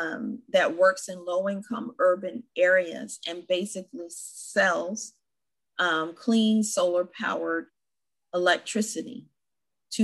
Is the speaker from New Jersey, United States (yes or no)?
no; California, United States; as a Californian